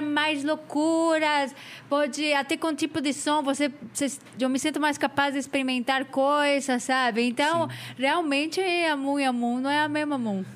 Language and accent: Portuguese; Mexico; Portuguese is a second language; also born or lived in London, United Kingdom; now in São Paulo, Brazil; eu não sou da França, sou do México.